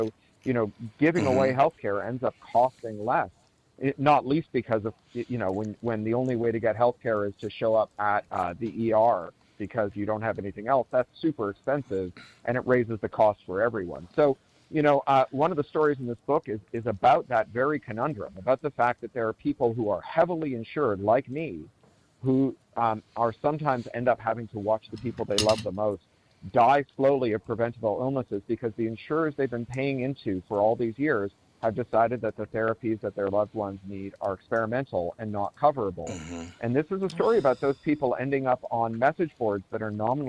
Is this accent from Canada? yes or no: yes; Toronto, Ontario, Canada; also born or lived in London, United Kingdom; Oh, I grew up in Toronto, and then I lived in London for 13 years.